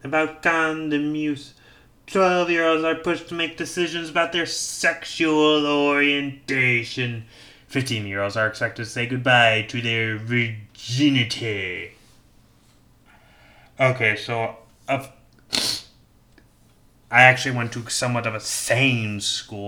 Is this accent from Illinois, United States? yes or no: yes; Illinois, United States; my home state of Illinois